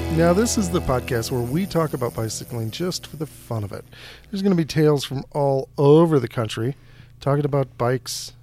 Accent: Hudson, United States; it is my hometown

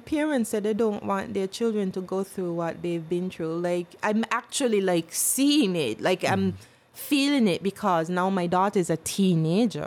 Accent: St. Kitts & Nevis; also born or lived in British Virgin Islands; People think I'm not born here, but I was born in St. Kitts. But I didn't live here until I was five

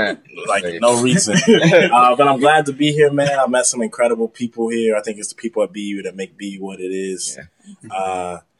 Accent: Baltimore, Maryland, United States; moved away as an adult; now in Boston, United States; I hail from Baltimore, Maryland, the best city in the world.

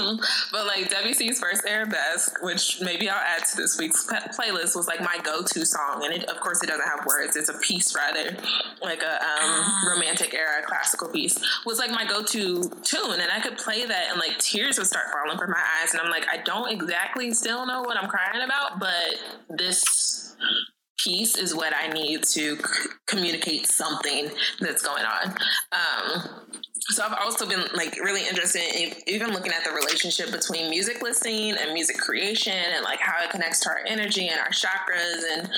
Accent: Midwest, United States; And I, too, used to live in D.C. and even talk, but we're also both from the Midwest.

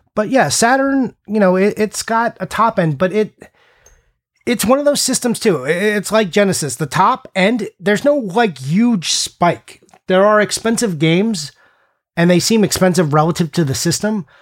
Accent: United States; I am super American

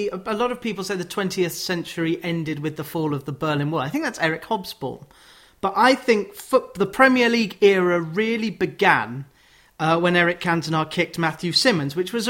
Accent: Sheffield, Yorkshire and the Humber, United Kingdom; oh, I'm from Sheffield, I'm a Wednesday fan

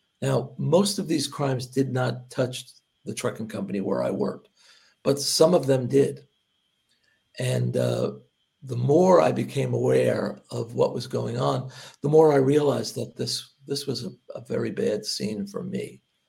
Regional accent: Hoboken, New Jersey, United States; I grew up in Hoboken, and there was always sort of minor crime going around.

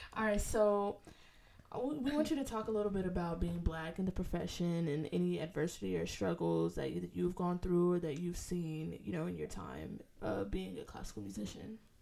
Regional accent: Los Angeles, California, United States; now in Rochester, United States; I'm from Los Angeles

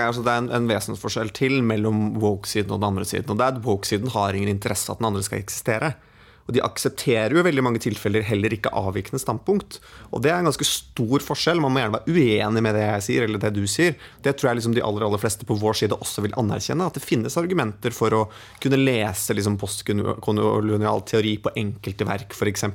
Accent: Hedmark, Innlandet, Norway; jeg er fra Hedmark

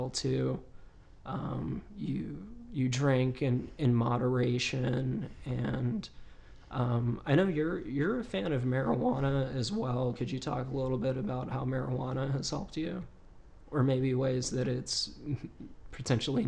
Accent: Virginia, United States; my home state, which is Virginia

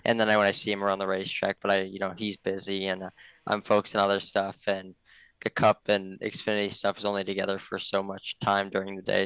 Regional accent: Rhinelander, Wisconsin, United States; around Rylander and the local tracks around there when I was growing up

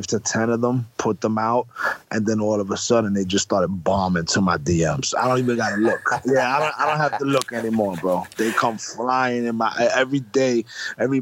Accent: New York, United States

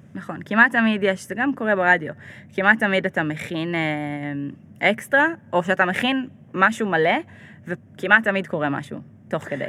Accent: Ashdod, Southern District, Israel; also born or lived in New York / Jerusalem; now in Tel Aviv, Israel; אני גדלתי באשדוד

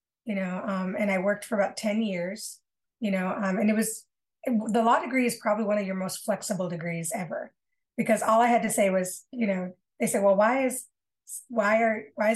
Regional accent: Battle Creek, Michigan, United States; moved away as an adult; also born or lived in Grand Rapids, Michigan; I was moving from my hometown in Battle Creek, Michigan, to a larger city, Grand Rapids, Michigan

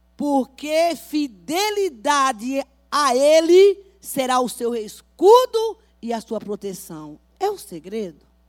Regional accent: Bahia, Brazil; now in São Paulo, Brazil

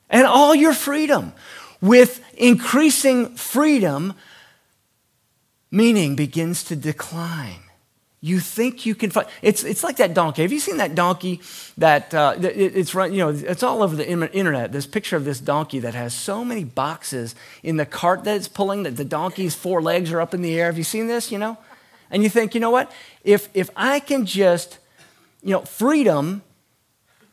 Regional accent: United States

